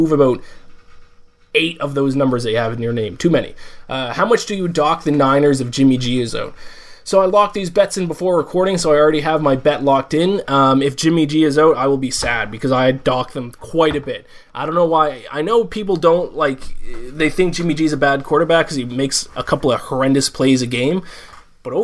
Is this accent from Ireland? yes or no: no; Canada; I'm from Canada